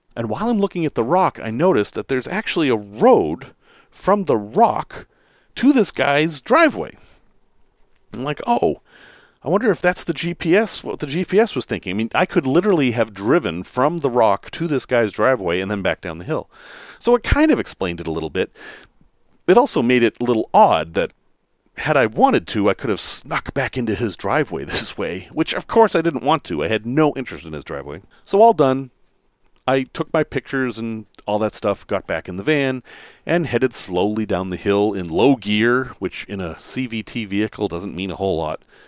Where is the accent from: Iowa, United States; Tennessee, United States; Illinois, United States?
Illinois, United States; Chicago; not from here. I'm from Chicago.